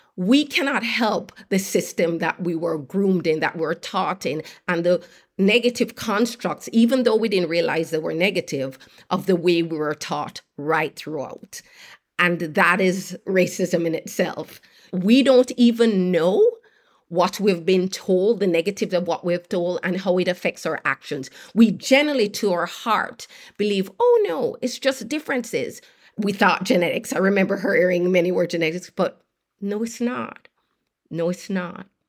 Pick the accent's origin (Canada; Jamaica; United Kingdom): Jamaica; moved away as an adult; I grew up in Jamaica, did very well in school, earned a place, at University of Pennsylvania